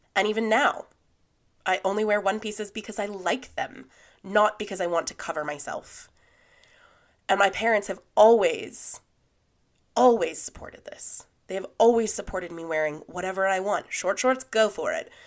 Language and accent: English; California, United States; When I was growing up, I grew up in Lake Tahoe.